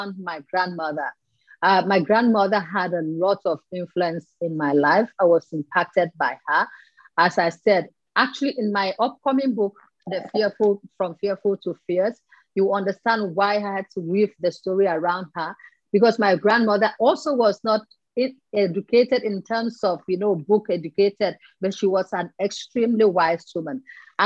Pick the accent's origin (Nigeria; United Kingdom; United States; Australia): Nigeria; I'm from Nigeria